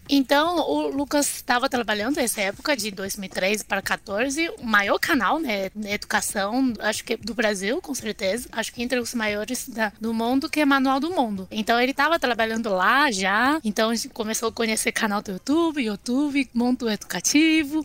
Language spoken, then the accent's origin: Portuguese; China; Portuguese is a second language; now in Brazil; eu sou chinesa da China mesmo